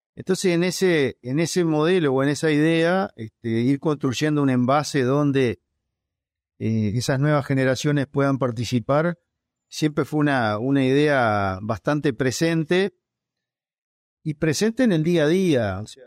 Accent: Dolores, Soriano, Uruguay; Yo nací cerca de Gualeguaychú, pero del otro lado del río, en Uruguay, en Dolores

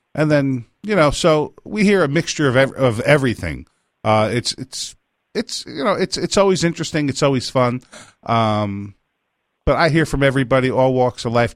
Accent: Pine Bush, New York, United States; I grew up in Pine Bush, New York

